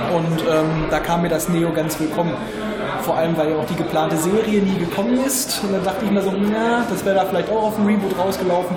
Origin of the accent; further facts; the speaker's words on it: Hameln, Lower Saxony, Germany; Heimat Hameln auch nicht so weit weg